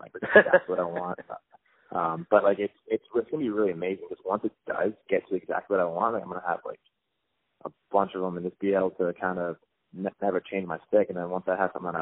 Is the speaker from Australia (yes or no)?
no; Canada; also born or lived in Long Island; I'm Canadian